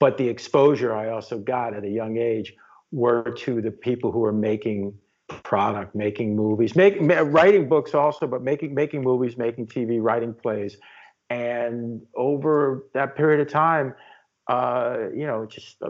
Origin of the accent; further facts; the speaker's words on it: New York City, New York, United States; I'm from the Upper West Side of Manhattan originally, and that's where I was born and raised.